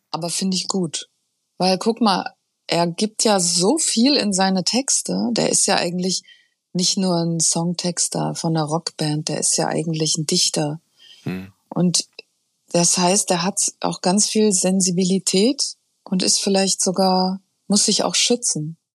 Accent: Taunus, Hesse, Germany; also born or lived in Frankfurt; bin aufgewachsen im Taunus

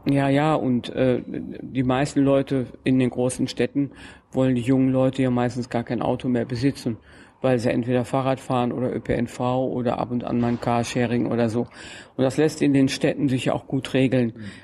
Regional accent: Germany; ich komme ja aus dem Grenzbereich zwischen Deutschland und den Niederlanden.

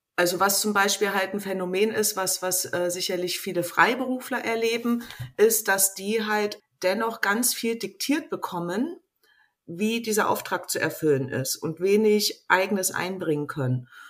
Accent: East Germany, Germany; ich bin halt in Ostdeutschland groß geworden

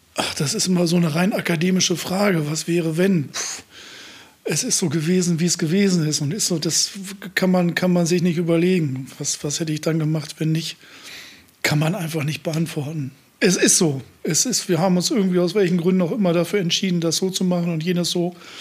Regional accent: Osnabrück, Lower Saxony, Germany; moved away; also born or lived in Münster; ich komme aus Osnabrück.

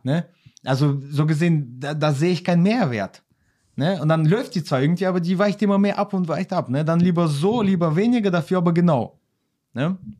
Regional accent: Xanten, North Rhine-Westphalia, Germany; wir kommen aus Xanten

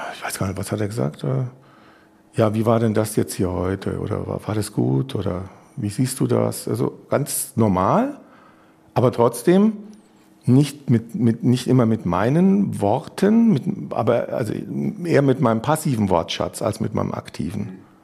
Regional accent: Munich, Bavaria, Germany; ich komme ja aus München

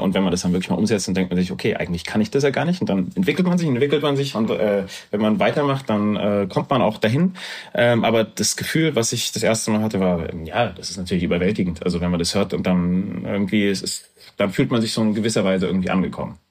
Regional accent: Erfurt, Thuringia, Germany; now in Frankfurt, Germany; dann bin ich nach Erfurt gezogen und bin dort eigentlich groß geworden

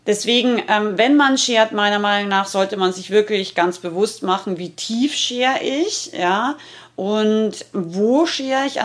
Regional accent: Rauris, Salzburg, Austria; weil ich richtig harten Dialekt äh, rede. Ich komme aus dem Pinsker, aus Rauris und ähm, also aus dem Gebirge in Salzburg.

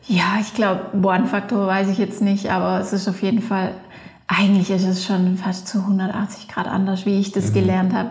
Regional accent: Leutkirch im Allgäu, Baden-Württemberg, Germany; moved away as an adult; also born or lived in Innsbruck, Austria; now in Patsch, Austria; Ich komme aus Leutkirch im Allgäu ähm, und bin jetzt aber schon, glaube ich, 18 Jahre in Innsbruck

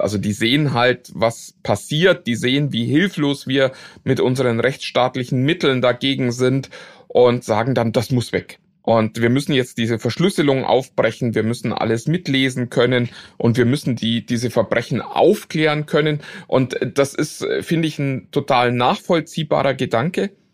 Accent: Germany; für uns als Deutsche

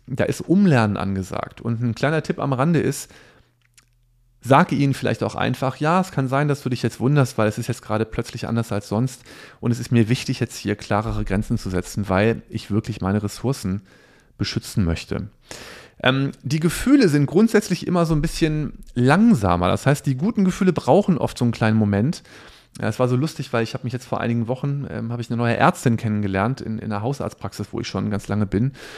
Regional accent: Cologne, North Rhine-Westphalia, Germany; ich komme ja aus Köln

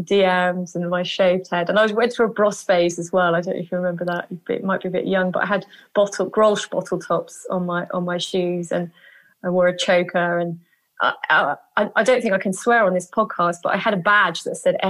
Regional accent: Stevenage, East of England, United Kingdom; I grew up in Stevenage, which is a new town just on the outskirts of London

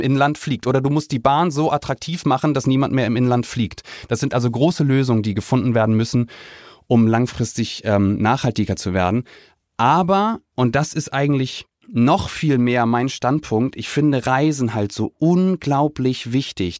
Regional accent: Kiel, Schleswig-Holstein, Germany; ich bin in, in Kiel groß geworden

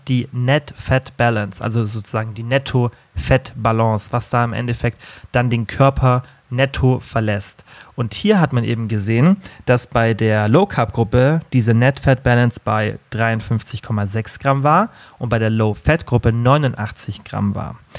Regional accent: Germany; bei uns in Deutschland

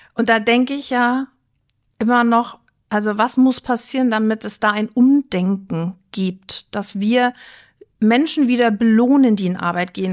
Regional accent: Rostock, Mecklenburg-Vorpommern, Germany; now in Flensburg, Germany; Ich bin ein Küstenkind, ich komme aus Rostock

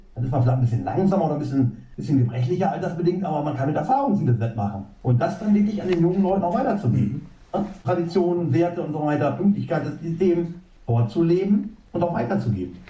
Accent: Emsland, Lower Saxony, Germany; karge Böden im Emsland aufgewachsen.

